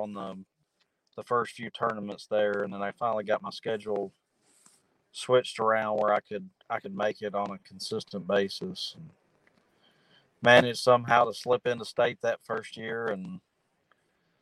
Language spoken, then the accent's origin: English; Cookeville, Tennessee, United States; I'm from Cookeville, Tennessee. Pretty much born and raised here my whole life